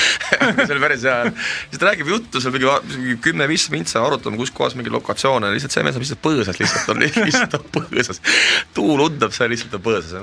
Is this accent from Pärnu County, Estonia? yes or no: yes; Selja, near Pärnu, Pärnu County, Estonia; ma olen seljalt pärit, see on Pärnu lähedalt